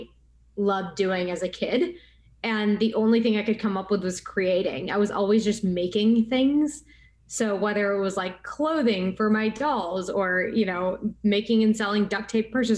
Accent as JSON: {"language": "English", "region": "West Texas", "country": "United States", "tie": "born or raised there", "said": "Growing up as an Indian American in West Texas"}